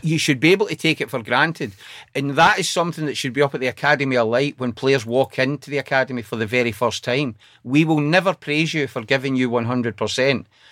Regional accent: Glasgow, Scotland, United Kingdom; also born or lived in Coatbridge; now in Sunderland, United Kingdom; I grew up in Cote Bridge and then the east end of Glasgow.

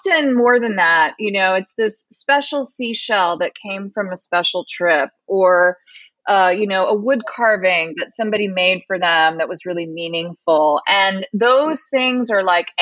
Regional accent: United States; We're American, 21st century

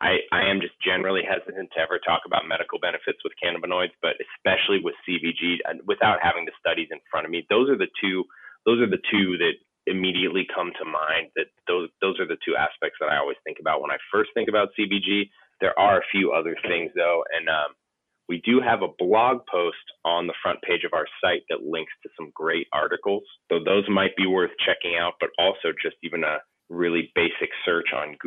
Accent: California, United States; You know, I come from California. I come from the California cannabis industry

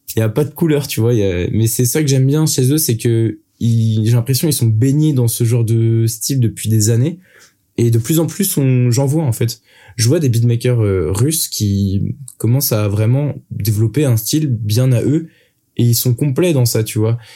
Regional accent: Brittany, France; je viens de Bretagne

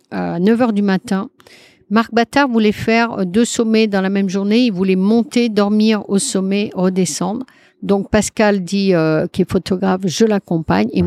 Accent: Brittany, France; Mais euh, je suis bretonne, j'aime bien, voilà.

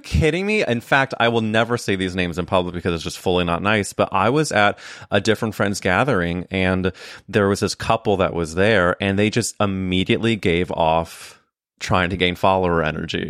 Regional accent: Midwest, United States; moved away as an adult; now in New York, United States; when I was growing up in the Midwest.

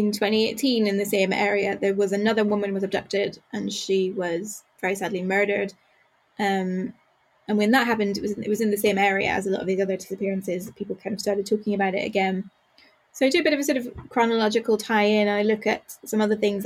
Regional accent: Northern Ireland, United Kingdom; I grew up in Northern Ireland, but I grew up in a border town, so it's not very far

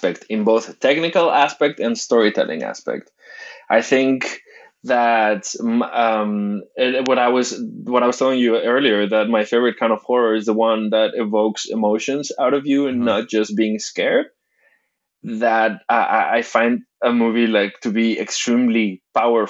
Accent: Mexico; As a Mexican

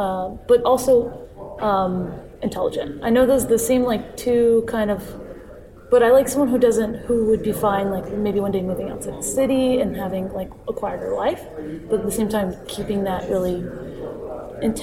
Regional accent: Jacksonville, Florida, United States; Jacksonville, Florida.

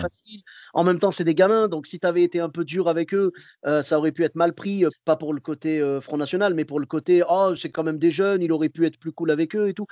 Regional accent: Clermont-Ferrand, Auvergne-Rhône-Alpes, France; moved away as an adult; also born or lived in Morocco; now in Bordeaux, France; je suis originaire de Clermont-Ferrand à la base.

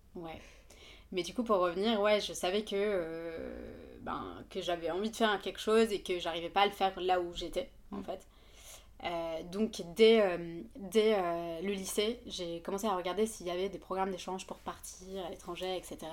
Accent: Yemen; French is a second language; moved away as an adult; also born or lived in Le Havre, France; now in Paris, France; je viens du Yémen, donc. donc je suis née, j'ai grandi là-bas et j'ai fait mes, mon bac là-bas

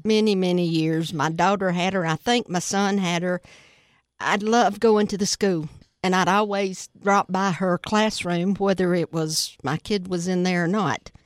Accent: United States; I was born and raised in Putnam County

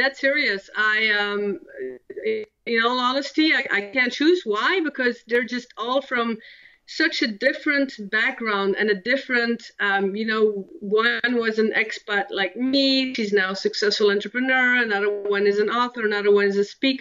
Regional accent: Belgium; first language Dutch and French; English is a second language; moved away as an adult; I was born and raised in Belgium

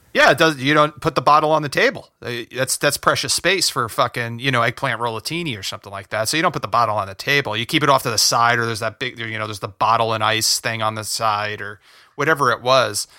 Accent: New Jersey, United States; moved away as an adult; now in Los Angeles, United States; We grew up in Jersey. We grew up in North Jersey

